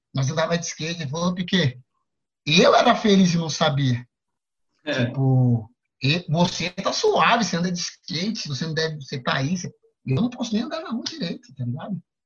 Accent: São Paulo, Brazil; sou da Zona Sul, mano. Cresci ali na, na saúde ali na Winter, que é ali no, no Planalto, Planalto Paulista

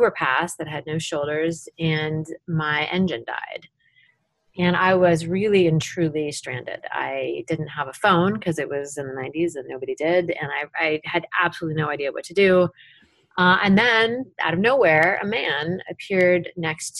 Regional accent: Tacoma, Washington, United States; my hometown of Tacoma

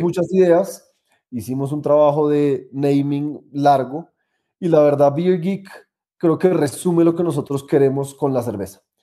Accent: Colombia; also born or lived in United States; cuando volví a Colombia, empecé una cervecería

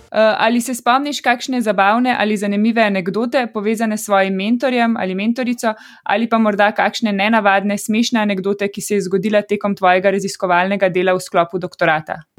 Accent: Ljubljana, Slovenia; sem iz Ljubljana in sem 30 let živela tukaj

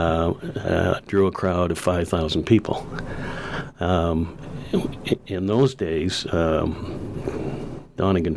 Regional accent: Cobourg, Ontario, Canada; when I grew up in Cobourg, there were probably 15 or 20 guys in town that had pigeon coops

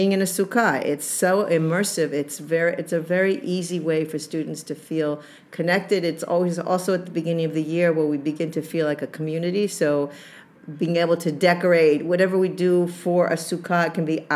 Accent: New England, United States; I'm from New England

